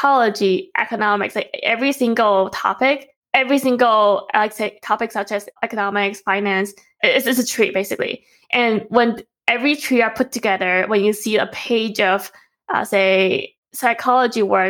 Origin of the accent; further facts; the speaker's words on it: Taipei, Taiwan; moved away; we grew up in Taipei